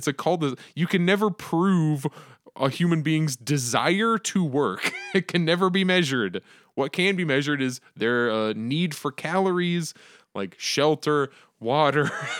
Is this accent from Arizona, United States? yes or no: yes; Arizona, United States; I, as an Arizonan, have opinions. I, as an American, have opinions.